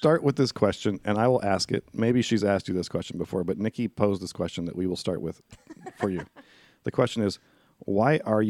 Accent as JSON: {"language": "English", "region": "Indiana", "country": "United States", "said": "I'm from Indiana."}